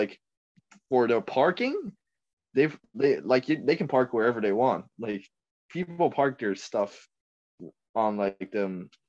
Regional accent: Taiwan; now in Canada; If you say, if I were to go back to Taiwan and study, hell nah.

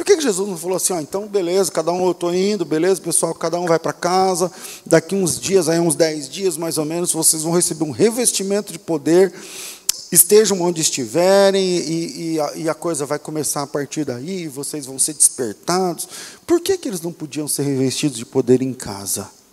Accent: Brazil; somos brasileiros, somos cristãos, em um país de maioria cristã

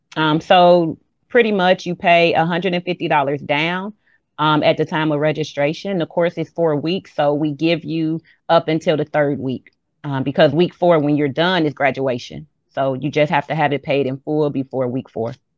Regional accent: Chicago, Illinois, United States; moved away as an adult; now in Macon, United States; I am from Chicago.

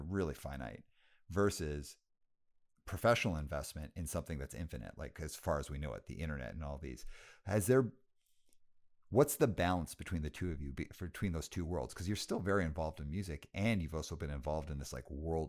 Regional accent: Canada; this seems very random because I'm Canadian. And I was like, it's random that it would be a Canadian label.

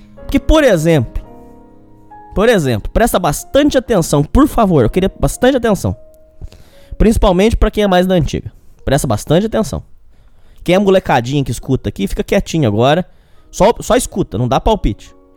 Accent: Brazil; a gente, como brasileiro

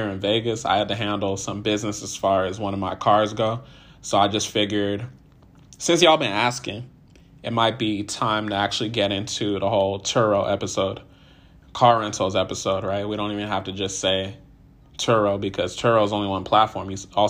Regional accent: Nigeria; So today's Nigerian Independence Day. Shout out to all my Nigerians. If you don't know, I'm Nigerian.

